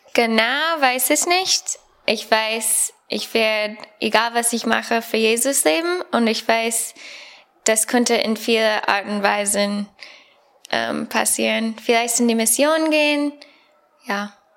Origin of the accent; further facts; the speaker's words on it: United States; German is a second language; moved away as an adult; now in Bonn, Germany; ich komme aus Amerika und ja, ich bin Student hier am Bibelseminar Bonn